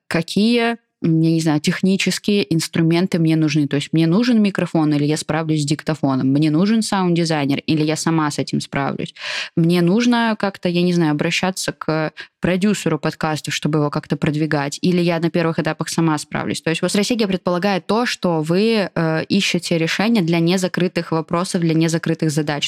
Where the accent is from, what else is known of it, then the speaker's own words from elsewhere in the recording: Kaliningrad Oblast, Russia; moved away; я из Калининградской области